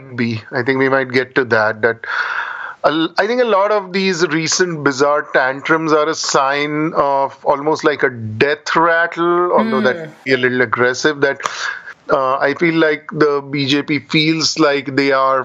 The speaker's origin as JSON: {"language": "English", "town": "Pune", "region": "Maharashtra", "country": "India", "tie": "born or raised there", "said": "I grew up in Pune, a reasonably big city in India"}